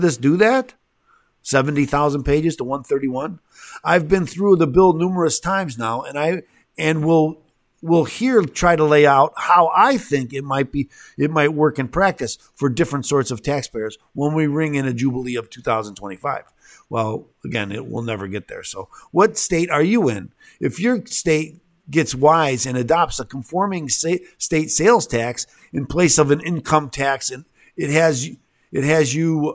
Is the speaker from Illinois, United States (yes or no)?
yes; Illinois, United States; I'm from Illinois